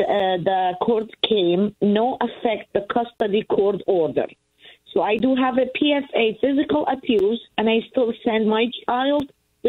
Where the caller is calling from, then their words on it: Pennsylvania, United States; I'm from Pennsylvania.